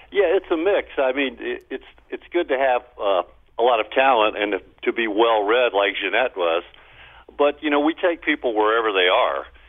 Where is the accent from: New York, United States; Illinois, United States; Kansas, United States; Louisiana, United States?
Louisiana, United States; Baton Rouge; I grew up blue collar in Baton Rouge